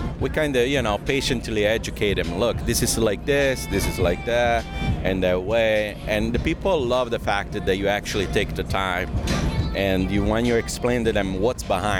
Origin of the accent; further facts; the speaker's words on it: Naples, Campania, Italy; now in United States; I'm from Naples, Italy